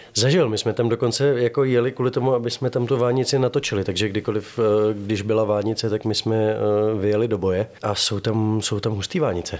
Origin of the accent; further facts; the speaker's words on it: Prague, Czechia; Já jsem Pražák z Václaváku